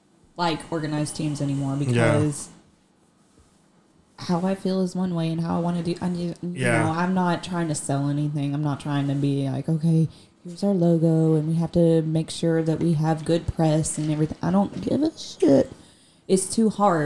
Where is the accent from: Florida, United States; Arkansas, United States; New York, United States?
Arkansas, United States; Southwest; I'm from Southwest Arkansas